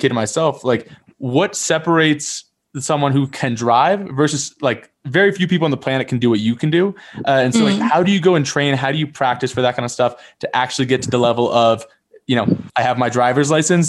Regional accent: New Jersey, United States; I'm from New Jersey

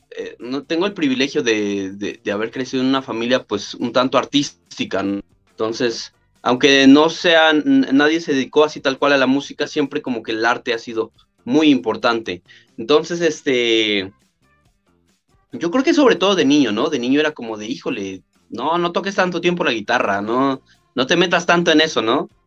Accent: Mexico City, Mexico; yo, yo, yo, nací aquí en Tláhuac.

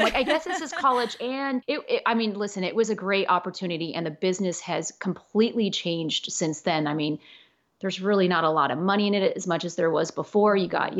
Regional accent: Los Angeles, California, United States; born there; people think because I was born in Los Angeles, literally 20 minutes away from Hollywood, that this was my life.

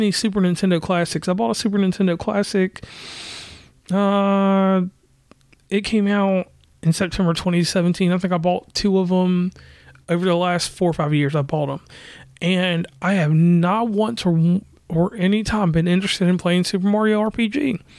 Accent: West Virginia, United States; from West Virginia.

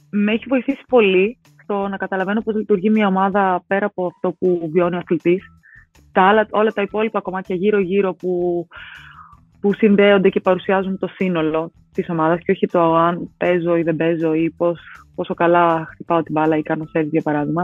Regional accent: Athens, Attica, Greece; μεγάλωσα στα Νοηλίσια και ο Ηλυσιακό ήταν ε, η ομάδα τη γειτονιά

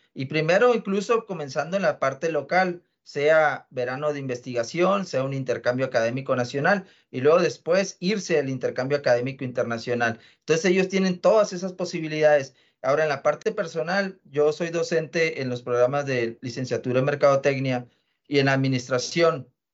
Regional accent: northern Mexico, Mexico; a nosotros como latinoamericanos y como mexicanos y norteños en particular

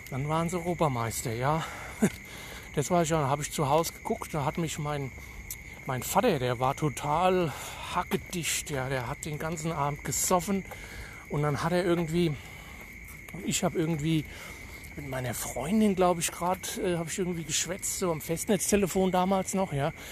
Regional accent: Hesse, Germany; accent: Hessian; Detmold, ja gut, führt ja. Aber ich komme eigentlich aus Hesse. Ich meine, an meinem Akzent kann, könnt ihr es ja vielleicht hören, aber vielleicht auch nicht, ne. Weil so ein starkes hessisches äh, Blatt labe ich ja gar nicht, ne

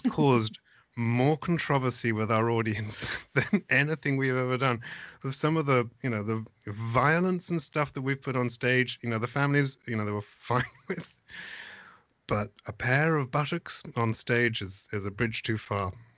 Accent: Essex Suffolk border, near Colchester, East of England, United Kingdom; moved away as an adult; now in United States; I grew up on the Essex Suffolk border, and the closest town to us actually was Colchester, which was about six miles away

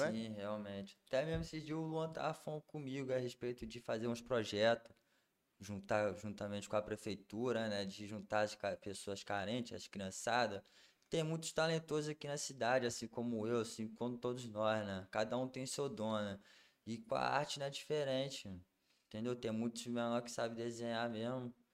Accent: Linhares, Espírito Santo, Brazil; also born or lived in Rio de Janeiro; daqui de Linhares, mas como convivi um tempo no Rio de Janeiro, aí acaba pegando sotaque.

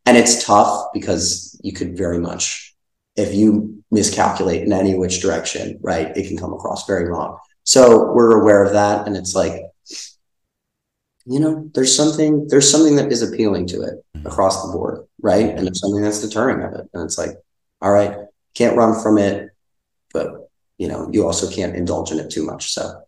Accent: Hoboken, New Jersey, United States; born or raised there

